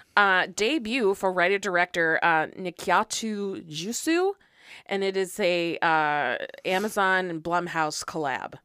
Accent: United States; I am an American

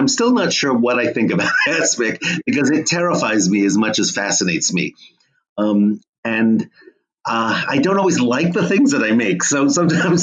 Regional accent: Monmouth County, New Jersey, United States; now in California, United States; I grew up in New Jersey amidst some beautiful apple orchards in Monmouth County

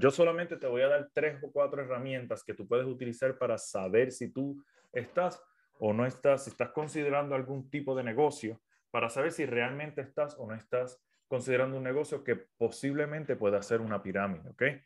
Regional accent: Puerto Rico; now in United States; Soy de Puerto Rico, vivo en los Estados Unidos en estos momentos

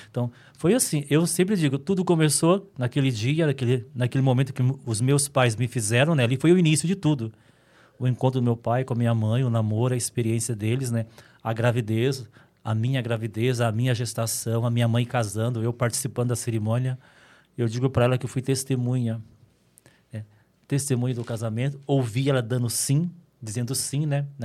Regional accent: Minas Gerais, Brazil; also born or lived in São Paulo, Brazil; now in Dracena, Brazil

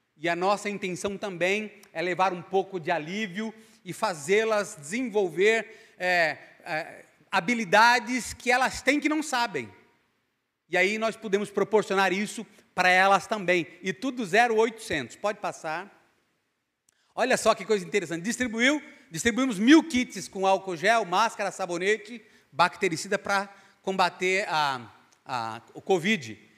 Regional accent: Paraíba, Brazil; Eu sou paraibano

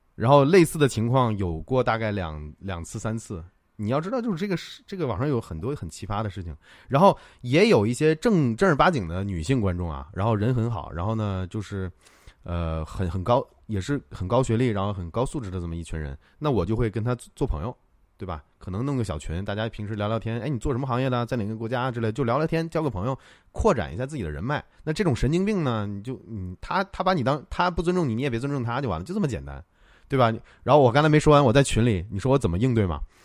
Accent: Tianjin, China; 我老家也是天津的

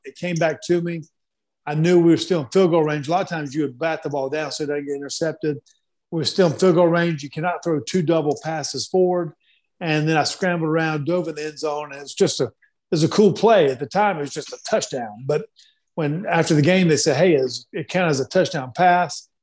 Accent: Black Mountain, North Carolina, United States; also born or lived in Marietta, Georgia; I was born in Marietta, Georgia, but I grew up in Black Mountain, North Carolina

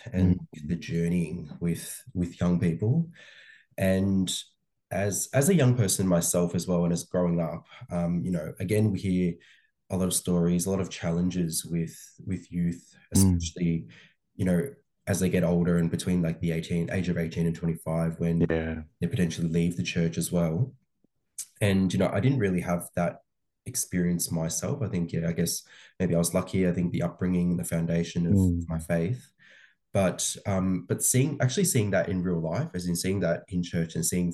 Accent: Australia; I think I'm like very, very Aussie. Like I'm born and raised here.

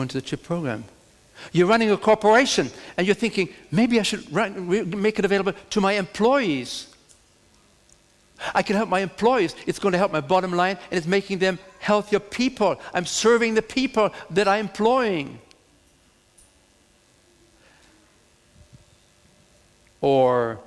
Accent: Germany; now in United States; I'm coming from Germany

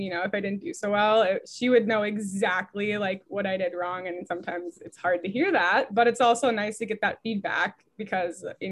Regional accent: White Bear Lake, Minnesota, United States; moved away as an adult; now in Iowa, United States; I grew up in White Bear Lake, Minnesota

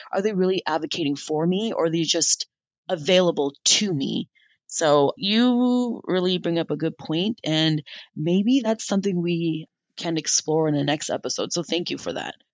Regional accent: United States; I'm an American citizen and I've been here and I grew up here

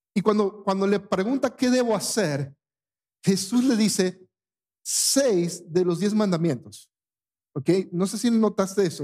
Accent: Panama; moved away; en mi país

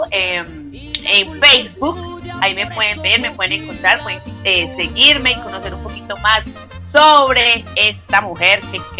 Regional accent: Colombia; vamos con nuestra selección Colombia porque orgullosamente somos colombianos, orgullosamente somos colombianos

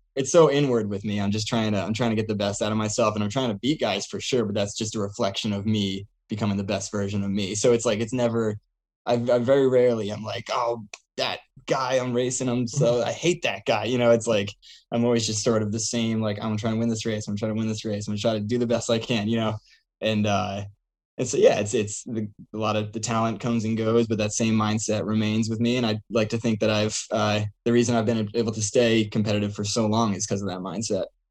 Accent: Seekonk, Massachusetts, United States; also born or lived in Providence, Rhode Island; from Seekonk, Massachusetts.

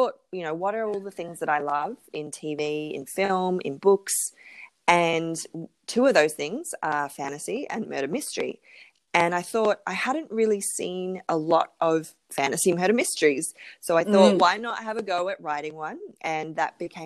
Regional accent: Melbourne, Victoria, Australia; I'm in Melbourne in Australia. So that's mm-hmm. my hometown

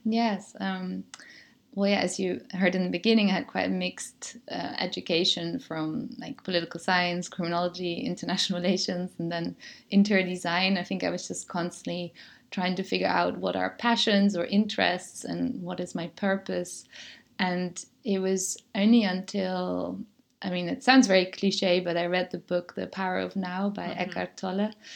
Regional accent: Germany; moved away as an adult; also born or lived in Netherlands; now in Mallorca, Spain; when I grew up in Germany, I always said I'm Dutch. And then I went to the Netherlands to study

